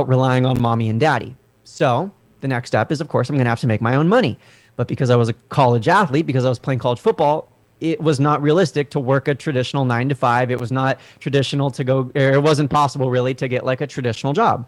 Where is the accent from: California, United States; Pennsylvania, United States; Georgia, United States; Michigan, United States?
California, United States; Southern; moved away as an adult; also born or lived in Washington, D.C.; And I'm from Southern California